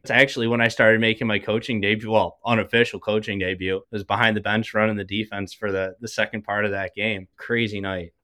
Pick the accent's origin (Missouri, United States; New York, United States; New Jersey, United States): New York, United States; Buffalo; I'm from Buffalo. I played locally for a bit